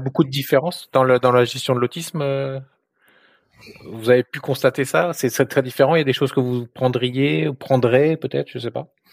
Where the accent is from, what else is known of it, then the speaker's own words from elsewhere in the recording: France; moved away as an adult; also born or lived in Luxembourg; now in United States; avant de venir ici aux États-Unis, j'ai, je suis français, mais j'ai habité euh, longtemps au Luxembourg